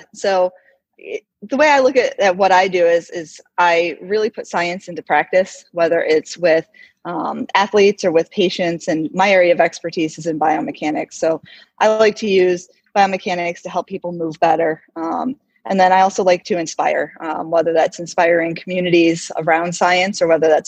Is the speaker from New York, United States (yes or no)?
yes; Oswego, New York, United States; moved away as an adult; also born or lived in California; now in South Dakota, United States; I grew up in upstate New York in a little town called Oswego